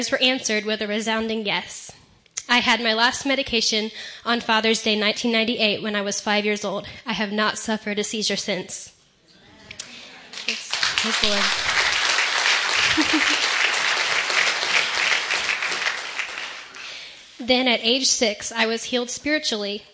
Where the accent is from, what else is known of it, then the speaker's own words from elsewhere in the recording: Carlisle, Ohio, United States; I'm from Carlisle, Ohio, and that's about 50 minutes from Cedarville